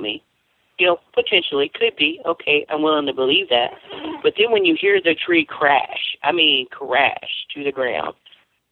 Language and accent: English; Louisiana, United States; I grew up in Louisiana. We grew up hearing Bigfoot stories a lot